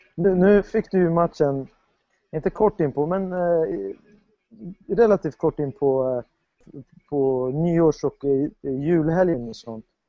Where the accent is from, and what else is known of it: Sweden